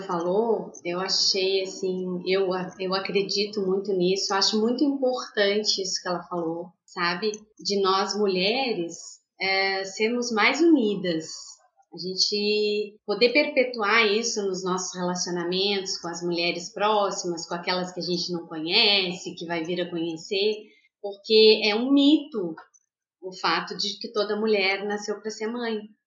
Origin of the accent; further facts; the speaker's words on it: Rio Grande do Sul, Brazil; also born or lived in Rio de Janeiro / São Paulo; now in Vitória, Brazil; sou uma gaúcha itinerante. É, saí do Rio Grande do Sul, já passei por três estados, morei no Rio de Janeiro, em São Paulo. Atualmente eu moro em Vitória, do Espírito Santo.